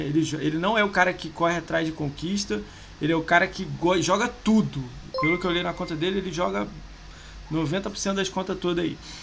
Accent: Rio de Janeiro, Brazil; moved away as an adult; now in São Paulo, Brazil; sou do Rio

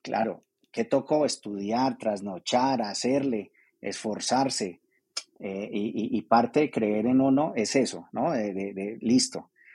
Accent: Armenia, Quindío, Colombia; moved away as an adult; los que salimos de Armenia hace unos años a eso, a estudiar y a trabajar y a desarrollarnos

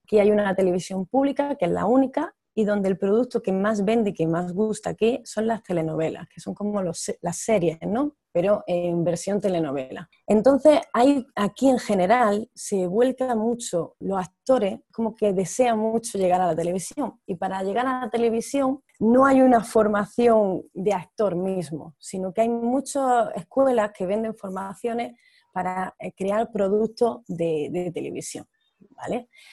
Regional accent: Almería, Andalusia, Spain; moved away as an adult; also born or lived in Barcelona / Granada; now in Rio de Janeiro, Brazil; yo soy de Almería, pero me vine aquí a Brasil, a Río de Janeiro en particular, hace ocho años

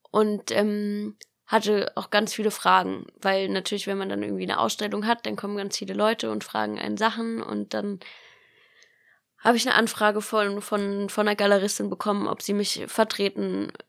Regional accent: Baden-Baden, Baden-Württemberg, Germany; Also ich bin in Baden-Baden aufgewachsen und da gibt's eben sehr viele große

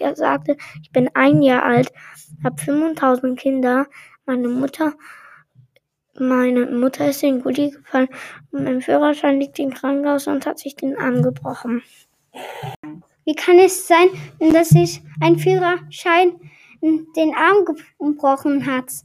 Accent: Aachen, North Rhine-Westphalia, Germany; Ich bin in Aachen geboren und dort sagt man Oche Alaf

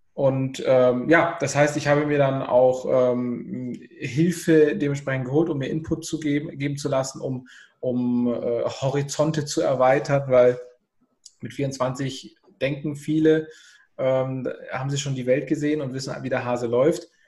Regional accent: Southern Germany, Germany; ich komme aus dem Süden, Deutschlands

